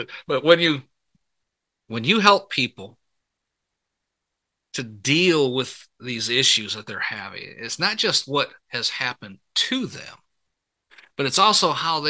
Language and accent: English; Michigan, United States; moved away as an adult; I was born and raised up in Michigan. I know what pop is. That Midwestern girl come out there.